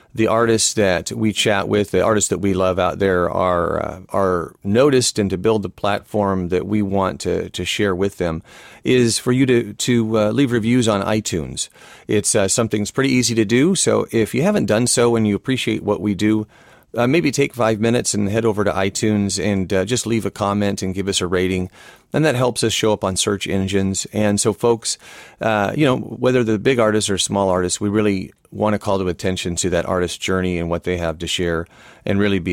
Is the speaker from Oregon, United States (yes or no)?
yes; Portland, Oregon, United States; my hometown here is Portland, Oregon.